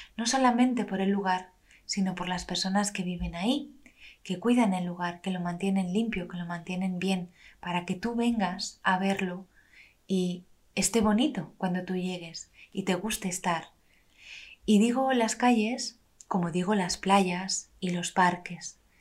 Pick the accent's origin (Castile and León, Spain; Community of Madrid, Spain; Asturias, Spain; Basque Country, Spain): Community of Madrid, Spain; Madrid; moved away as an adult; now in Levante, Spain; yo soy madrileña y me vine a vivir al Levante en España